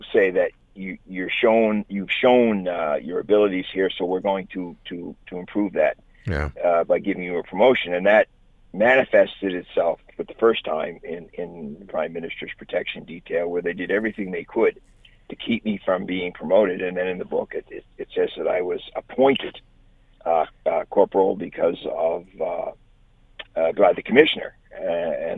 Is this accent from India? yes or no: no; Halifax, Nova Scotia, Canada; also born or lived in Newfoundland; I grew up in Halifax.